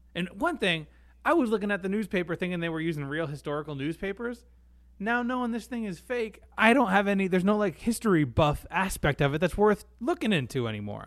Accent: United States; as an American

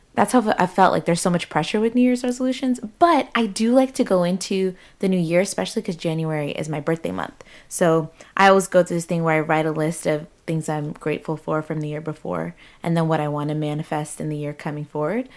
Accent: United States; growing up in the States

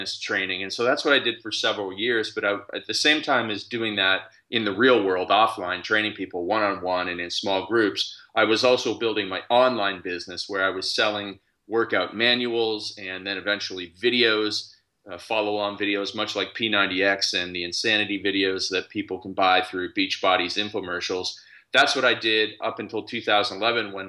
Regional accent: Canada; I'm actually Canadian. I live in Canada.

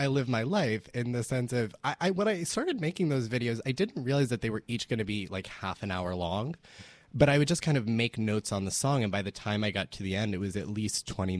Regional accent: Orlando, Florida, United States; now in New York, United States; I was actually born here in New York, but I grew up in Orlando, Florida

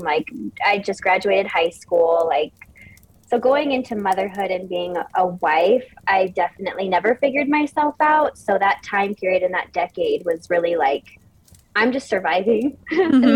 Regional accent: Orange County, California, United States; moved away as an adult; I'm from Orange County, California, which is like beach, bougie malls.

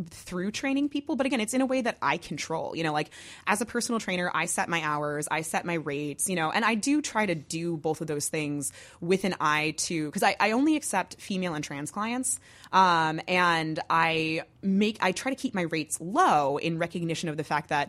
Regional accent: New Jersey, United States; it's because I'm from Jersey.

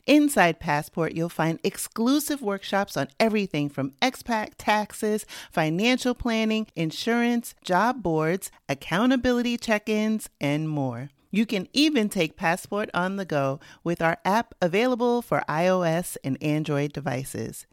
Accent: New York City, New York, United States; accent: Bronx; my Bronx accent

